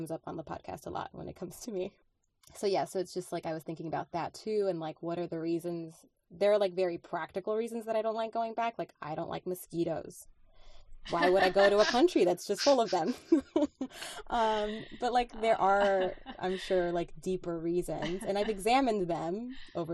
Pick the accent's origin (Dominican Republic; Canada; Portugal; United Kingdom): Dominican Republic; English is a second language; moved away; I was born in the Dominican Republic